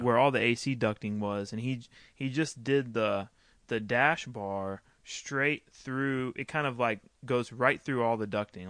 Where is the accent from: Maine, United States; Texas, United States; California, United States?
Texas, United States; I grew up racing motocross in Texas